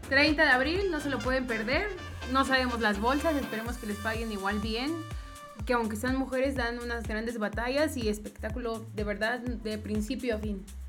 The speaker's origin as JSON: {"language": "Spanish", "country": "Mexico", "said": "aunque somos mexicanos"}